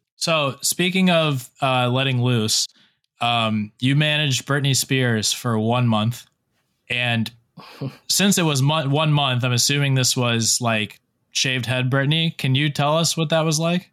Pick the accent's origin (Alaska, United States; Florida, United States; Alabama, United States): Florida, United States; South; also born or lived in Fort Lauderdale; now in Charleston, United States; I'm in, I'm in uh, Charleston right now, but I'm originally from South Florida